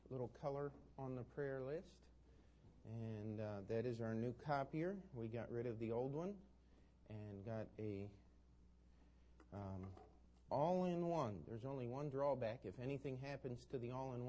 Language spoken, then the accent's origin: English; Maryland, United States; moved away; the pastor of the church I grew up in Maryland